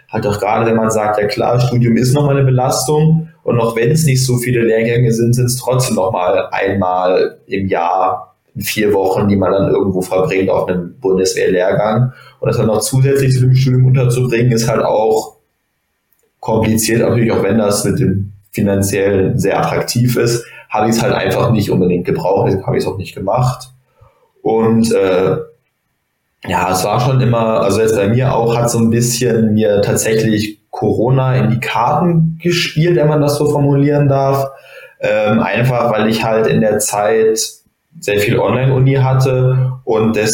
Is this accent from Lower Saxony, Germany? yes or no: no; Bonn, North Rhine-Westphalia, Germany; dass ich halt noch in meiner Heimatstadt habe angefangen zu meiner Heimatstadt in Bonn angefangen habe zu studieren.